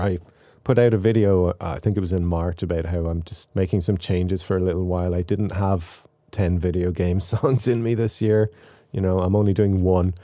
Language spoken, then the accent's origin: English; Ireland; accent: Irish; also born or lived in Waterford; my own accent, my Irish accent